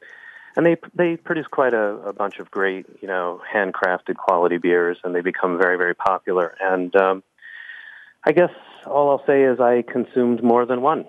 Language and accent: English; New Jersey, United States; I am from New Jersey